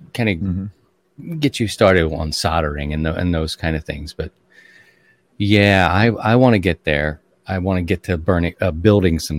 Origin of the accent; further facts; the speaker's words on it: Baltimore, Maryland, United States; moved away; I'm from Baltimore